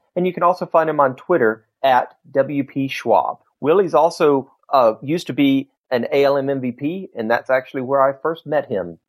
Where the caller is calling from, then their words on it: Tupelo, Mississippi, United States; Tupelo, Mississippi.